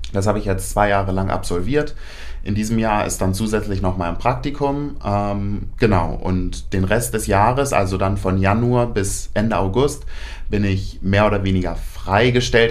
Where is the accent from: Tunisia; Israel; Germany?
Germany; Paderborn, North Rhine-Westphalia; moved away as an adult; now in Hannover, Germany; bin ursprünglich eigentlich kein Hannoveraner, ähm, komme aus Paderborn oder aus der Nähe von Paderborn, wem das was sagt. Ähm, dort habe ich auch mein ABI gemacht, 2018